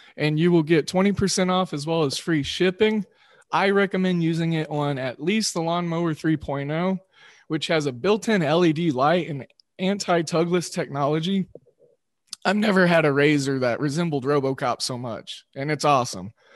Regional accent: Oklahoma, United States; accent: Midwestern drawl; am from Oklahoma, so I got that Midwestern drawl.

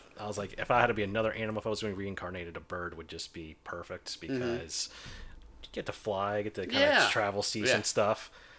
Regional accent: New York, United States; I'm from New York.

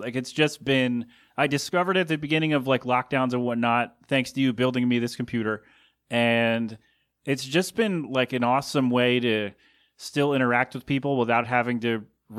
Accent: Philadelphia, Pennsylvania, United States; my hometown.

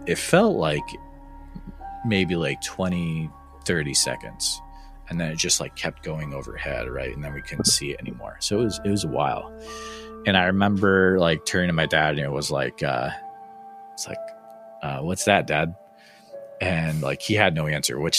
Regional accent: Northfield, Massachusetts, United States; So I grew up in Western Massachusetts, small town called Northfield

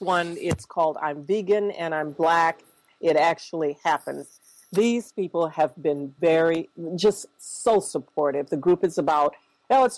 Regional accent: Minneapolis, Minnesota, United States; I grew up here in Minneapolis

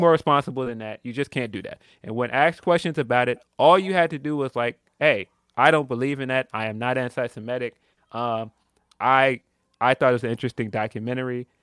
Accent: Chicago, Illinois, United States; I'm from Chicago

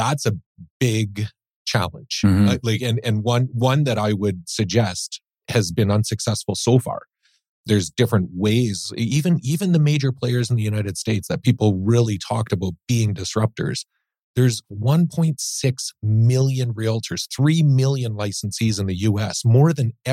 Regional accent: New Brunswick, Canada; also born or lived in Ontario / Edmonton / Saskatchewan; now in British Columbia, Canada; My family, I grew up in New Brunswick

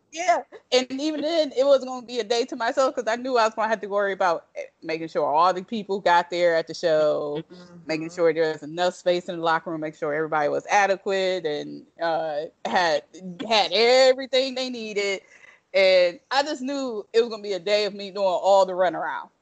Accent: Toledo, Ohio, United States; moved away; also born or lived in Detroit, Michigan; The part of Ohio my, I'm actually from is Toledo

